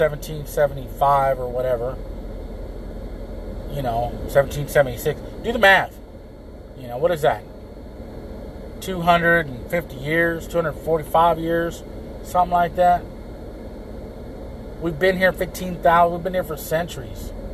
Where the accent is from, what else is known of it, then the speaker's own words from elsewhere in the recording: San Antonio, Texas, United States; I'm from Texas